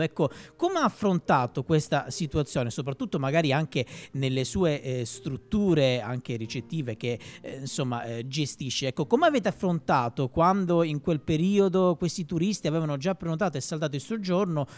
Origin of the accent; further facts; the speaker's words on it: Calabria, Italy; del mio sud, io sono calabrese